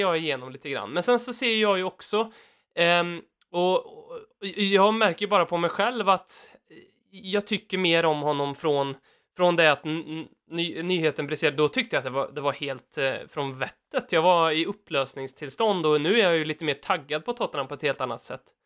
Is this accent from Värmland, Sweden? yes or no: yes; Värmland, Sweden; vi är ju värmlänningar båda två